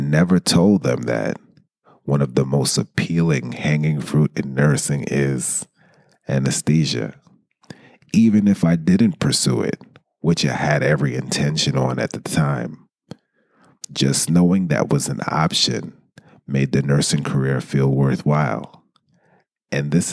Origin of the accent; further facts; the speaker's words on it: New York City, New York, United States; I grew up in the East Flatbush section of Brooklyn